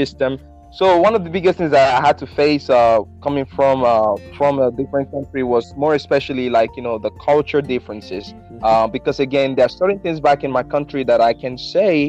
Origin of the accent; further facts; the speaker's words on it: Benin; now in Mississippi, United States; I'm from Benin Republic in West Africa